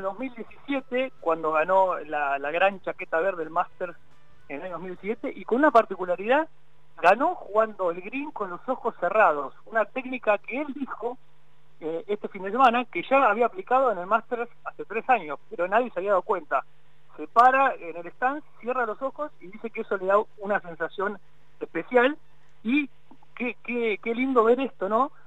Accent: Argentina; como argentinos

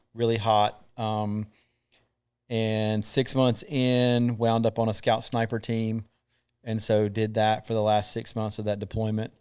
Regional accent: Thomasville, North Carolina, United States; also born or lived in Matthews, North Carolina; I'm from Thomasville, North Carolina.

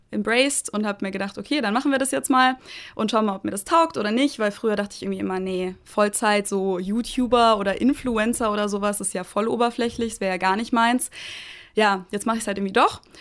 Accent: Munich, Bavaria, Germany; ich komme aus München, ich habe in München studiert an der LMU

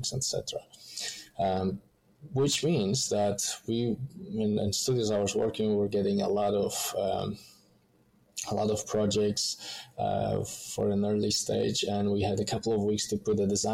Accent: Poland; moved away as an adult; now in Melbourne, Australia; I come from Poland, Eastern Europe

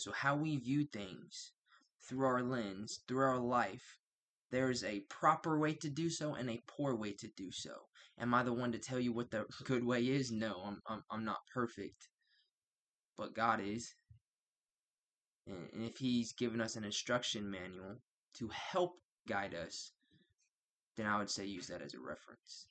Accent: United States; I'm from the United States

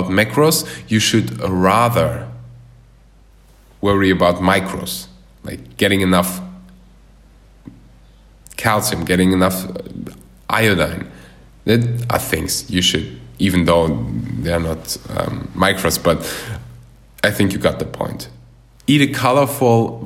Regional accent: Germany; moved away as an adult; now in Bali, Indonesia; I was born and raised in Germany, but my parents are from Russia, and then they moved to Uzbekistan

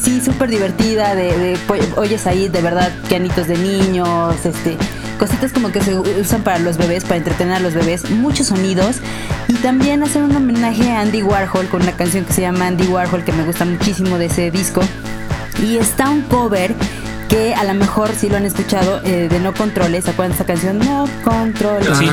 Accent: Puebla, Mexico; moved away as an adult; now in Mexico City, Mexico; Yo soy de Puebla, pero empecé a trabajar aquí en una editorial

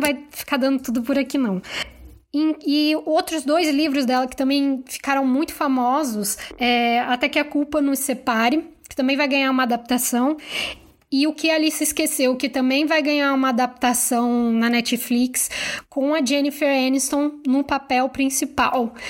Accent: Rio de Janeiro, Brazil; eu sou carioca

